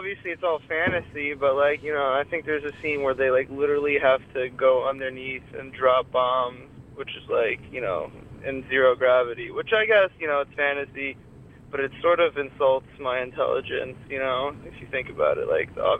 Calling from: Morristown, New Jersey, United States

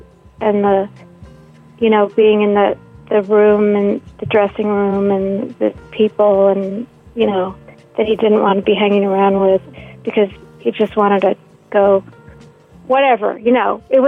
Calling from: Bushwick, New York, United States

